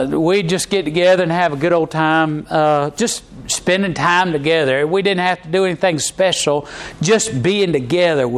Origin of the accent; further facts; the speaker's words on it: Charlotte, North Carolina, United States; every time that we came in from Charlotte up to Gastonia, we go into my grandmama's